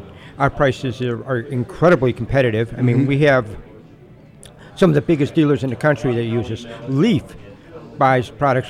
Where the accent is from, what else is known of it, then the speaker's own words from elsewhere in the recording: Chicago, Illinois, United States; because I'm from Chicago